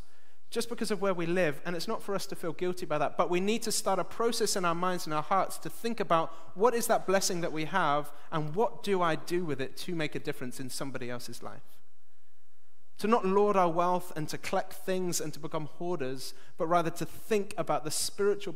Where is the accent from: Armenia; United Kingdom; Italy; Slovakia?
United Kingdom; England; now in Belfast, United Kingdom; I'm English